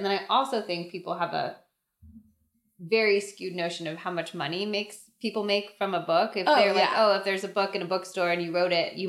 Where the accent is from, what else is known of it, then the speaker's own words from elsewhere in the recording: California, United States; I'm from California